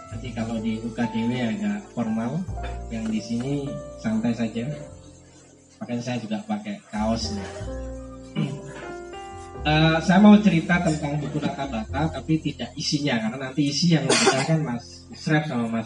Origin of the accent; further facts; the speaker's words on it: Sidoarjo, East Java, Indonesia; also born or lived in Surabaya; Jadi saya lahir di Surabaya, dibesarkan di Sidoarjo.